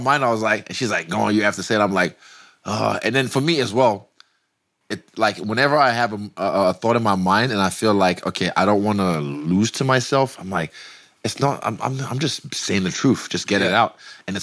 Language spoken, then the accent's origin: English; Nigeria; moved away; growing up in Nigeria.